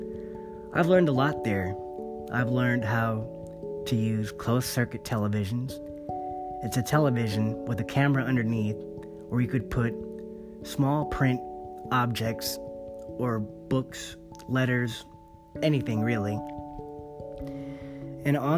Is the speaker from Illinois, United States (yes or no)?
no; Monterey Bay area, California, United States; I've grown up around here in the Monterey Bay area, my hometown.